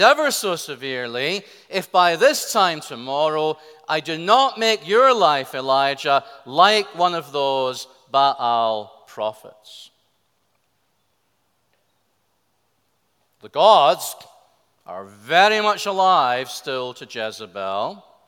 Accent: Scotland, United Kingdom; I'm a Scotsman

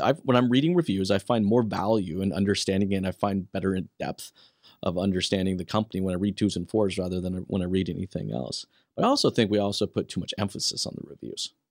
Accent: Western United States, United States; now in Canada; I'm originally from the Western side of the United States.

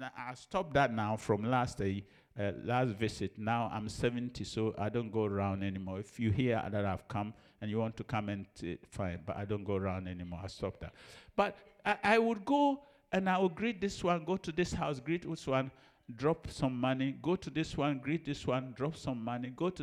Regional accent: Ejisu, Ashanti, Ghana; moved away; I'm from Ejusu

